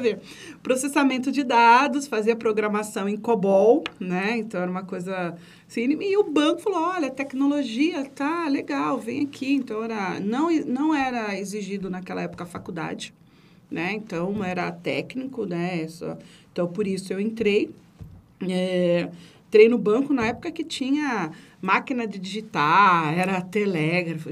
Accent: Carapicuíba, São Paulo, Brazil; also born or lived in Santo André; Eu nasci em Santo André, berço do movimento sindical, mas nem sabia que era isso. Meu pai era metalúrgico, né? Mas. É é, a gente, depois, de, é, com oito anos, eu fui para Carapicuíba morar na Coab

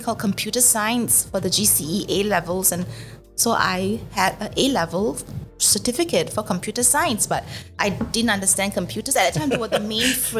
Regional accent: Singapore; I'm a Singaporean

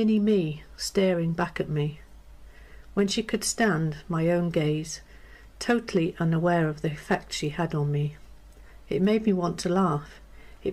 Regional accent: North Wales, United Kingdom; now in Hampshire, United Kingdom; I'm from North Wales, but now I live in Hampshire.

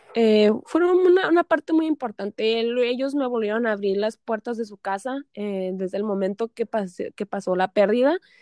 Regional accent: Tijuana, Baja California, Mexico; also born or lived in San Diego; Yo soy nacida aquí en Tijuana, crecí aquí en Tijuana y pues en Tijuana y San Diego

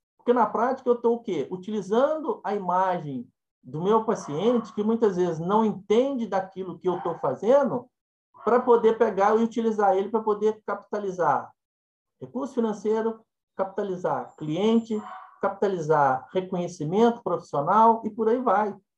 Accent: Minas Gerais, Brazil; eu sou mineiro e falo ai, né? E enquanto mineiro falo ai

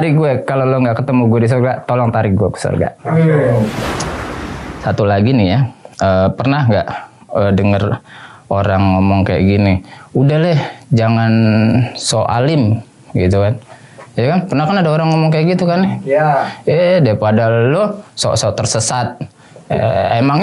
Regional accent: Depok, West Java, Indonesia; Karena gue orang Jawa Barat, orang Depok ya kan, Aljabar gitu.

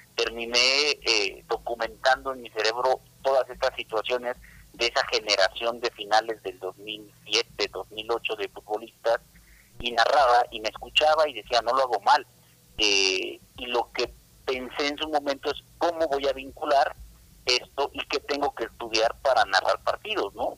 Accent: Cuernavaca, Morelos, Mexico; moved away as an adult; now in Mexico City, Mexico; yo soy de Cuernavaca, Morelos, entonces tuve que venirme hace 11 años a la Ciudad de México, desde entonces radico aquí

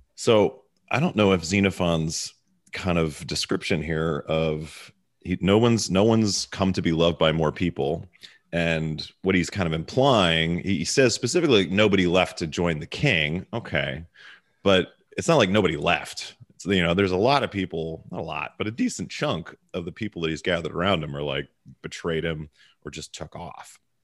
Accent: Baltimore, Maryland, United States; accent: Baltimore; now in Dallas, United States; my Baltimore accent

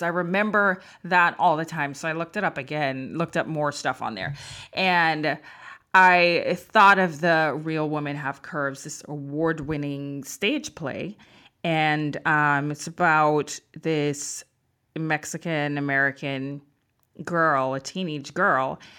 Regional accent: Jamaica; moved away; I'm from Jamaica

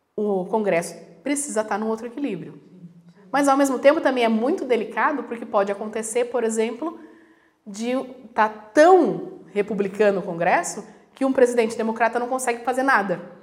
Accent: Brazil; Eu nasci no Brasil, então eu sou brasileira, mas eu nasci de, de filha de italianos, então eu sou italiana

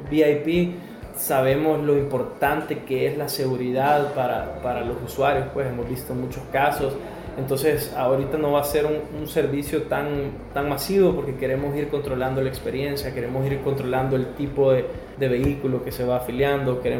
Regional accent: El Salvador; esa frustración de la imagen que nosotros como salvadoreños estamos dando en, en otras partes del mundo

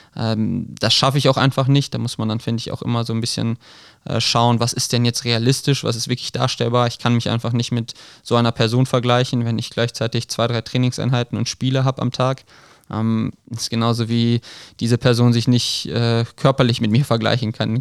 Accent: Krefeld, North Rhine-Westphalia, Germany; ich komme aus Krefeld ursprünglich

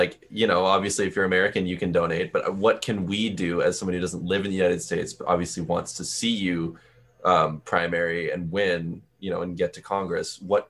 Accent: Canada; we as Canadian commentators, podcasters

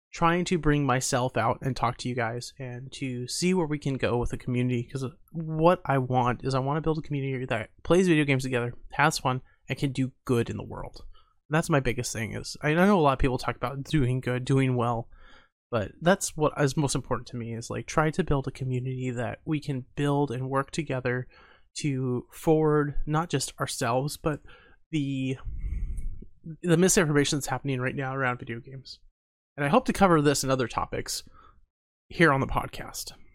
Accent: Montana, United States; my family is, has a huge technology background, even though we are from Montana

